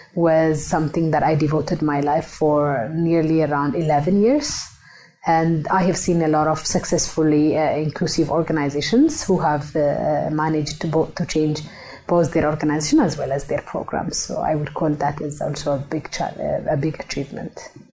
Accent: Ethiopia; moved away; I am uh, originally from Ethiopia, but I work now globally

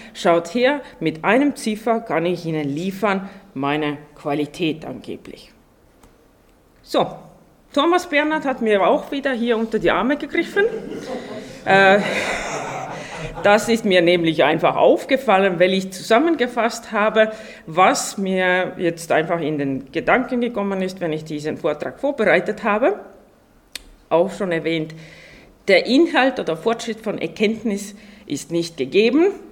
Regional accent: Estonia; now in Austria; ich komme ja ursprünglich aus Estland

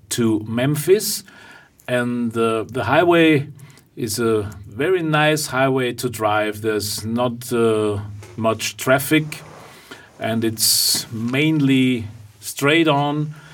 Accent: Vienna, Austria; I'm a singer from Vienna.

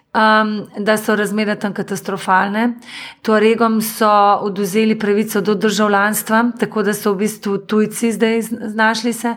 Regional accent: Slovenia; now in Germany; vsi smo pa Slovenci

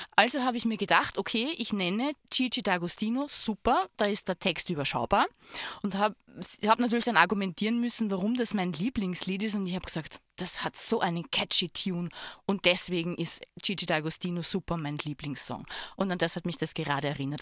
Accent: Lower Austria, Austria; now in Tyrol, Austria; ich bin auch eine Zugereiste, weil ich komme aus Niederösterreich

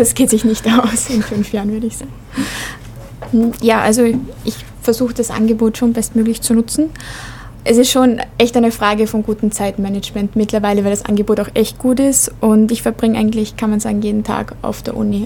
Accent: Vienna, Austria; moved away as an adult; now in Linz, Austria; ich bin eigentlich in Wien aufgewachsen

